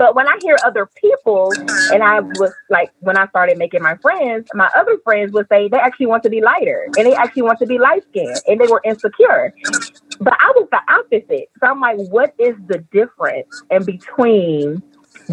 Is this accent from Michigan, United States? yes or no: yes; Detroit, Michigan, United States; now in Texas, United States; Where I'm from Detroit, is a very mixture of light and dark